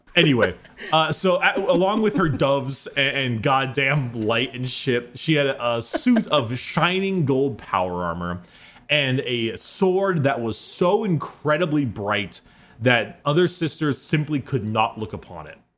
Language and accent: English; United States; As an American